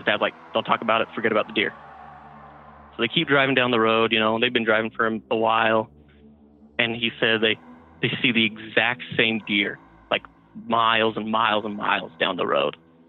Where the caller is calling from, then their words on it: Salt Lake City, Utah, United States; from Salt Lake City, Utah.